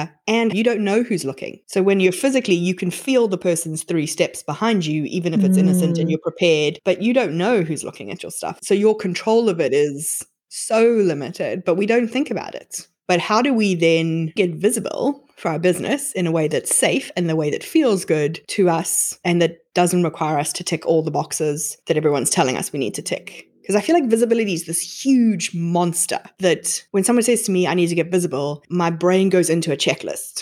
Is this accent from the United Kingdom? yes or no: no; South Africa; Growing up in South Africa